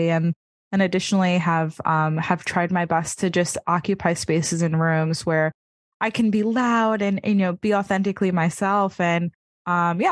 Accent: New York City, New York, United States; being a New Yorker

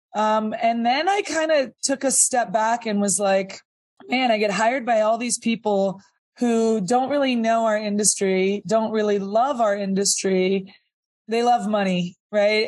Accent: Sonoma County, California, United States; also born or lived in Napa; I grew up in Sonoma County

